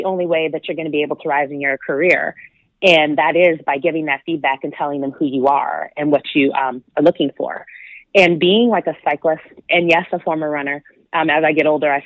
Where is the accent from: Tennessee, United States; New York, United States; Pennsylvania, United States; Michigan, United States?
Michigan, United States; moved away as an adult; now in Southern California, United States; I grew up in Michigan